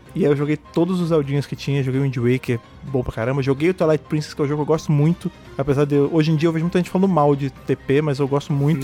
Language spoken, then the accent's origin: Portuguese; Rio de Janeiro, Brazil; moved away as an adult; now in São Paulo, Brazil; Eu já morava em São Paulo, né, que sou do Rio de Janeiro, eu vim morar em São Paulo